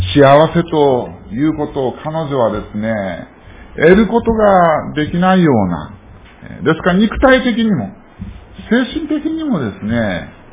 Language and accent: Japanese; Fukuoka, Japan; 私は福岡生まれなんですね。近くにあの、いわゆる武田鉄矢の家なんかある ところなんですけどもね